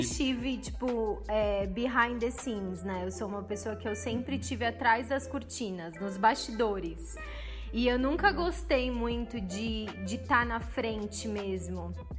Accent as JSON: {"language": "Portuguese", "region": "São Paulo", "country": "Brazil", "said": "Eu sou de São Paulo"}